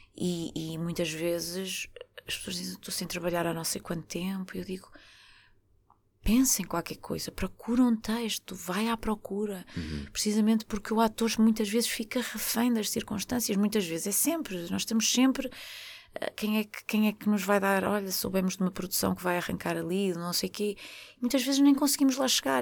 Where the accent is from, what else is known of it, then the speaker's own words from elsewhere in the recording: Porto, Norte, Portugal; eu sou uma pessoa do Porto, sou do Norte